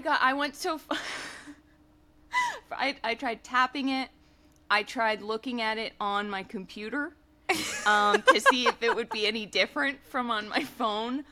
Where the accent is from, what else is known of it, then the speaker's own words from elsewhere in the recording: United States; as an American